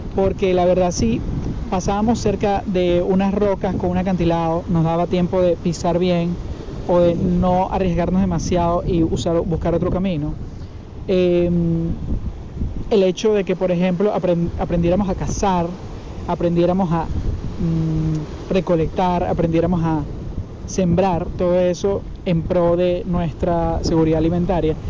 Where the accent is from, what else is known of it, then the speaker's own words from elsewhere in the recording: Venezuela; moved away; yo vengo de Venezuela para los que obviamente lo saben y para los que no. Y en Venezuela durante muchísimo tiempo yo vivía